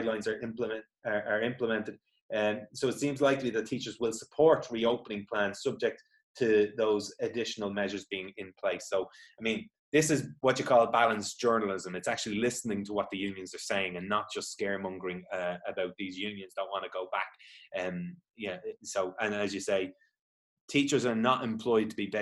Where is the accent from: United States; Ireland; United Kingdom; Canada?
Ireland; Dublin, Leinster; I'm from Dublin